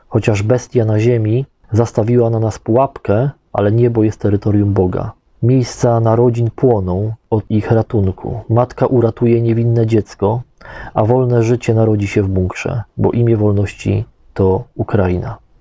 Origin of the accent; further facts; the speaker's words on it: Poland; mówimy, że z Polski